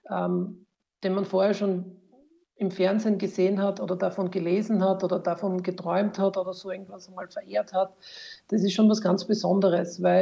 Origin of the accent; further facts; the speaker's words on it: Styria, Austria; allerdings keiner in der Steiermark, wo ich her bin